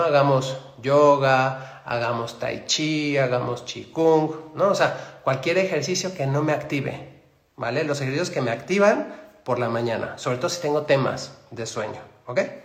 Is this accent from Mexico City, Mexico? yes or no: yes; Mexico City, Mexico; Soy de Ciudad de México.